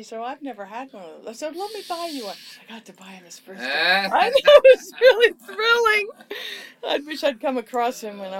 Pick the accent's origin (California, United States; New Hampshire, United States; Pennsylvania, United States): California, United States; Hollywood; That's about my liaisons with rock stars and just growing up in Hollywood and the Sunset Strip and all my deep thoughts and diary entries and everything.